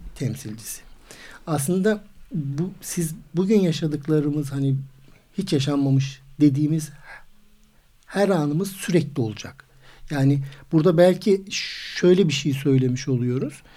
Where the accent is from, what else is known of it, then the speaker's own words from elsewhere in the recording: Istanbul, Turkey; İstanbul doğumluyum